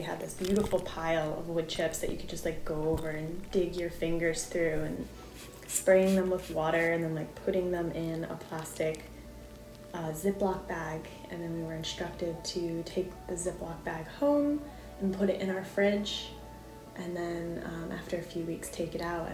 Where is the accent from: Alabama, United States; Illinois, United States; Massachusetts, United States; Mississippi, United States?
Massachusetts, United States; Springfield; I grew up in Springfield, where there was a bit of limited green spaces